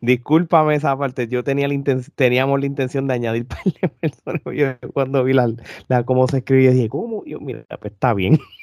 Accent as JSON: {"language": "Spanish", "country": "Puerto Rico", "said": "somos tres puertorriqueños"}